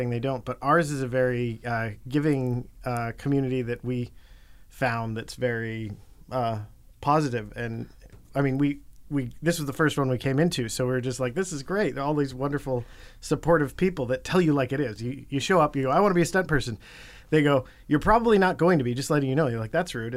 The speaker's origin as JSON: {"language": "English", "town": "Prince George", "region": "British Columbia", "country": "Canada", "tie": "born or raised there", "said": "I came from Prince George, British Columbia"}